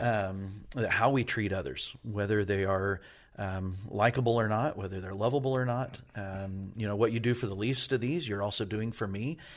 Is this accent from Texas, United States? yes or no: no; New Mexico, United States; now in Indiana, United States; I grew up in New Mexico